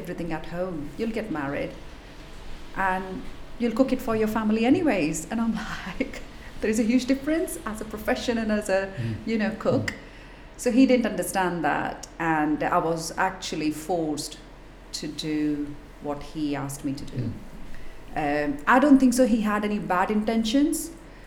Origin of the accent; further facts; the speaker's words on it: Mumbai, Maharashtra, India; now in Blackpool, United Kingdom; growing up in Mumbai